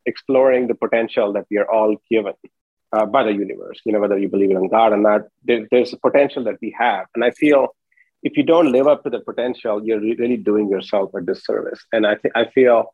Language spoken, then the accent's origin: English; India; moved away as an adult; I grew up in India until I was 21, went to undergrad there and came here for my master's.